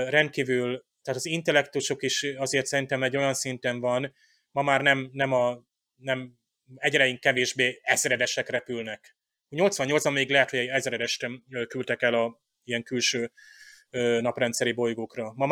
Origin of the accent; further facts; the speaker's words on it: Hungary; Tehát amikor én, mint magyar diák megtanultam, nem tudom, ilyen észak-amerikai történelmet